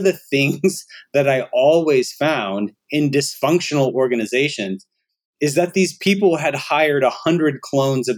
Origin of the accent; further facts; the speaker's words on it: Alabama, United States; I'm from Alabama